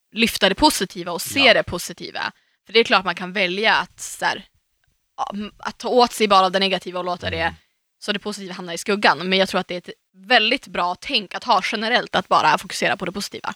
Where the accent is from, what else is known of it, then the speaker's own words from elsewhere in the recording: Umeå, Västerbotten County, Sweden; moved away as an adult; när jag var hemma i Umeå senast